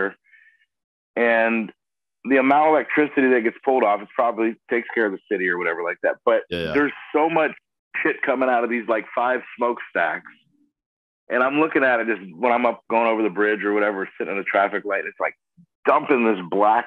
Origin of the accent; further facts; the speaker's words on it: Florida, United States; I'm from Florida. I was born and raised here